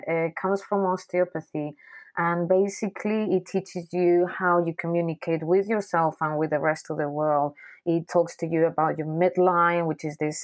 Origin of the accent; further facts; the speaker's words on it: Basque Country, Spain; I grew up in the Basque Country. The Basque Country is a little area in the north of Spain